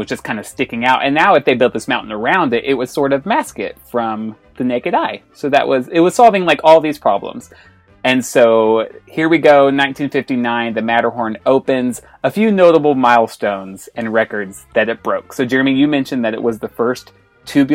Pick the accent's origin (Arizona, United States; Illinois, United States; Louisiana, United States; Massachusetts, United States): Illinois, United States; Southern; I grew up in Southern Illinois